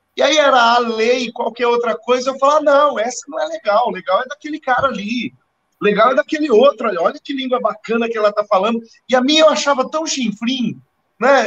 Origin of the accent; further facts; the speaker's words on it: Lins, São Paulo, Brazil; eu cheguei na Igreja Metodista em Lins, minha cidade natal